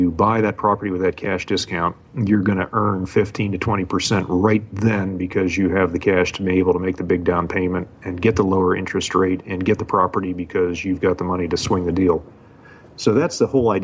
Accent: Pittsburgh, Pennsylvania, United States; moved away as an adult; now in Hawaii, United States; I grew up in Pittsburgh

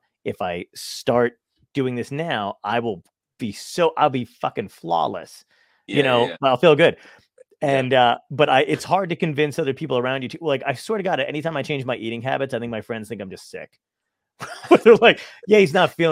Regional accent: New York, United States; now in Long Beach Island, United States; I was born in Brooklyn. I lived in New York

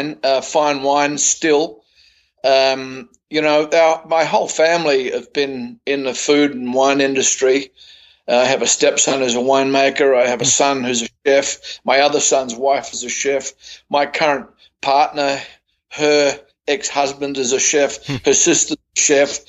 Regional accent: Fiji; also born or lived in Sydney, Australia; now in Australia; I was born in Fiji and grew up there

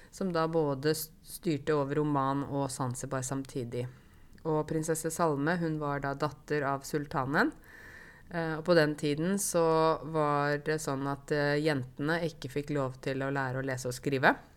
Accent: Åmot, Buskerud, Norway; accent: Modum dialect; Jeg vokste jo opp i Åmot i Modum kommune

